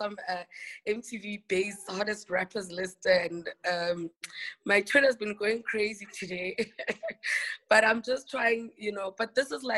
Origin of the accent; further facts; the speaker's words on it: Eastern Cape, South Africa; first language Xhosa; English is a second language; I was born in the Eastern Cape province of the Eastern Cape of South Africa, and I'm Xhosa, so I speak Xhosa